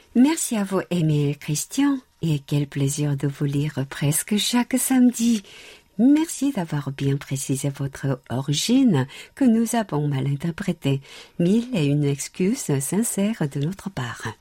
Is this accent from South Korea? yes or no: yes; South Korea; chez nous en Corée